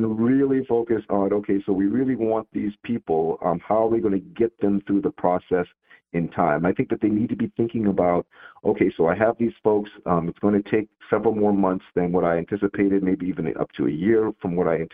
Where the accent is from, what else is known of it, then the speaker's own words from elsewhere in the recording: United States; as an American